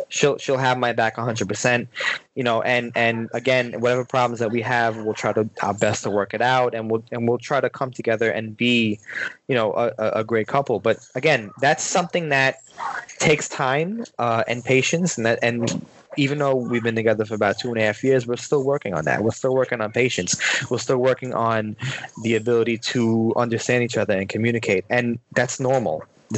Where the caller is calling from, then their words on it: Brooklyn, New York, United States; I'm actually in Brooklyn, New York